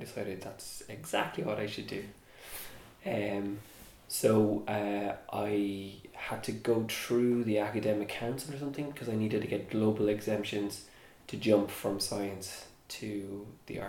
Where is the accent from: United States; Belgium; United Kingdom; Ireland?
Ireland; Cork, Munster; growing up in Cork, there wasn't a film industry